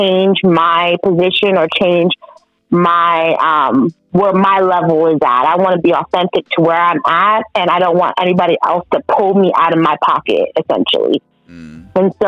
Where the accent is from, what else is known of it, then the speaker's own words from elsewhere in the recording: New York, United States; I'm a New Yorker.